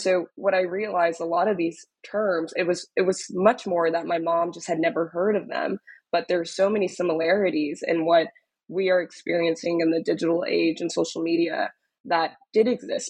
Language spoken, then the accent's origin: English; Dallas, Texas, United States; born or raised there; now in New York, United States